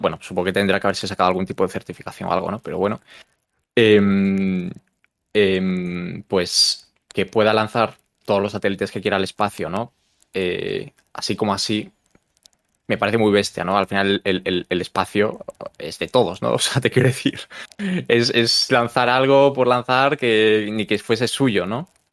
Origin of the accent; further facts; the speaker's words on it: Galicia, Spain; moved away; yo soy de Galicia